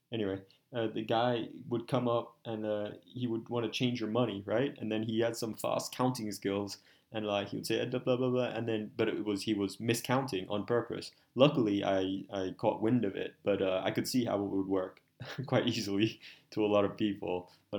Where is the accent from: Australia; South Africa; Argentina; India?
Australia; born there; I'm a half Colombian, half Chinese Malay, right? And I was born in Australia.